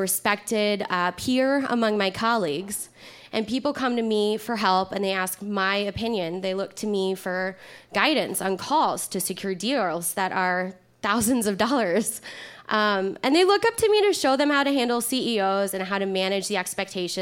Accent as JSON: {"language": "English", "region": "Kentucky", "country": "United States", "said": "I'm from Kentucky"}